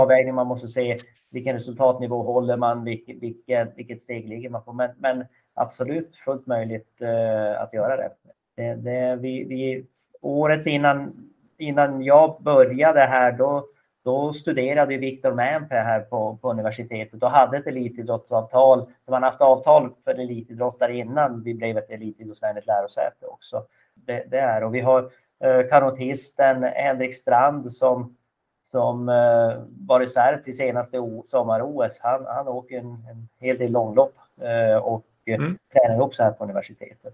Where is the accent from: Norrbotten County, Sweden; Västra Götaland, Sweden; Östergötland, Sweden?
Norrbotten County, Sweden; Kalix; så jobbade jag som rektor hemma i Kalix kommun